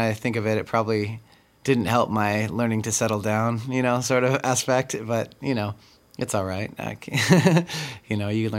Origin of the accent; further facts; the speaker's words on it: Washington, United States; also born or lived in California / Texas / Colorado / Okinawa, Japan; I was born in California, and then we moved to Texas, and then we moved to Colorado, and then we moved to Okinawa, and then we came back to New Mexico, and two places in New Mexico, and then we eventually moved to Washington